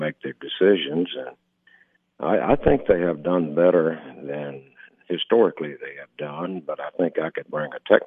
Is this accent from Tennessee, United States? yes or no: yes; West Tennessee, United States; also born or lived in Knoxville, Tennessee / Oak Ridge, Tennessee; now in Algood, United States; I was born in West Tennessee